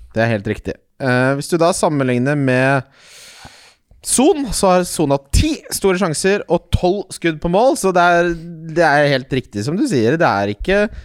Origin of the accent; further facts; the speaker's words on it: Ski, Akershus, Norway; Jeg er fra Ski